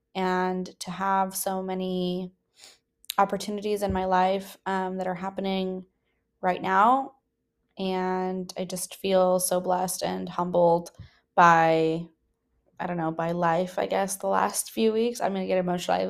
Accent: the Bay Area, California, United States; now in San Francisco, United States; I am from the Bay

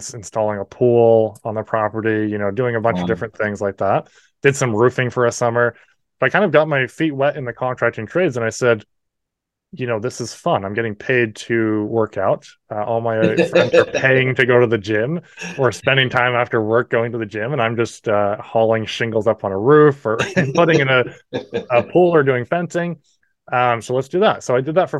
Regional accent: New Brunswick, Canada; accent: Canadian; also born or lived in New Hampshire, United States; I'm in New Brunswick, Canada. I was born in New Hampshire, and we moved up when I was 3.

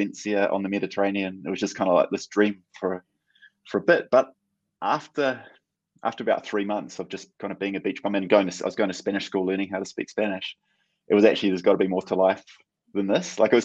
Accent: Ngāruawāhia, Waikato, New Zealand; I grew up in Narohe in the Waikato.

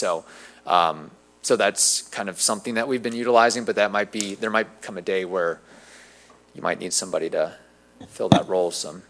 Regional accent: New Jersey, United States; born there; also born or lived in Indiana; now in Zephyrhills, United States; I was born in New Jersey, lived in Indiana, moved to Florida like so many other people have done.

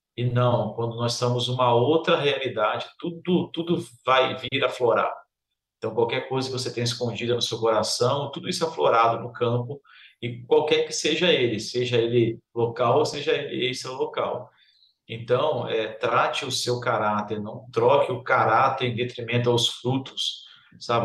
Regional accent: Duque de Caxias, Rio de Janeiro, Brazil; moved away as an adult; now in Northeast Brazil; Voltar para minha terra, Duque de Caxias, minha terra.

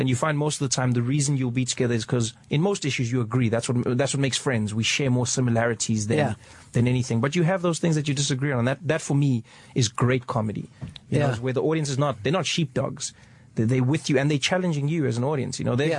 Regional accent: South Africa; luckily, when I was 10 years old, we had our first democratic election. So I only lived 6 years into apartheid.

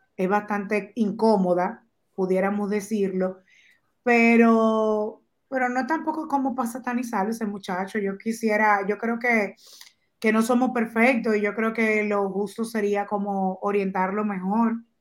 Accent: Dominican Republic; como dominicanos que somos todos

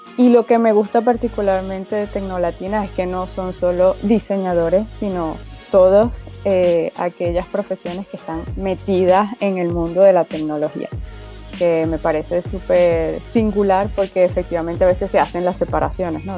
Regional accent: Venezuela; also born or lived in Spain; now in France; estoy en Francia, estoy, soy de Venezuela, pero bueno, ya me vine hace bastante tiempo

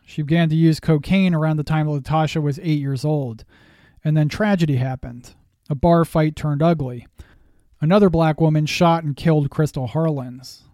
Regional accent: Massachusetts, United States; now in Pennsylvania, United States; I am a Yankee. I was born in the Northeast in Massachusetts, and now I live in Pennsylvania.

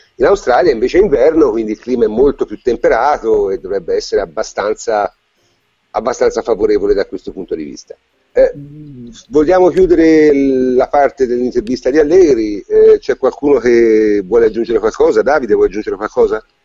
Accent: Tuscany, Italy; essendo toscano

